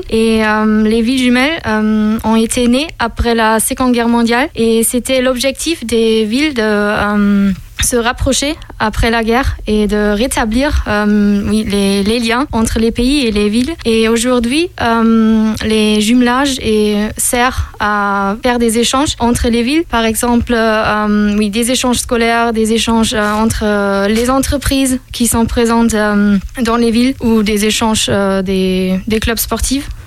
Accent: Osnabrück, Lower Saxony, Germany; j'ai 25 ans et je viens de Osnabrück. Euh, Osnabrück est situé dans le nord-ouest de l'Allemagne

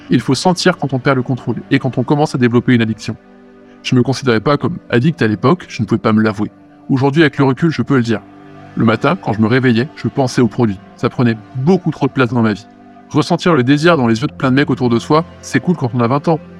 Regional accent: Lyon, Auvergne-Rhône-Alpes, France; je suis originaire de Lyon, je vais avoir 24 ans bientôt.

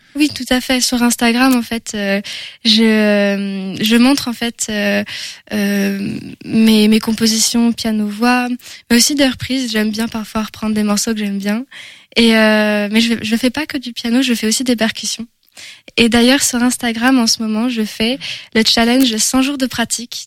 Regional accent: Angers, Pays de la Loire, France; on me dit souvent que j'ai un accent, mais je suis bien française d'Angers

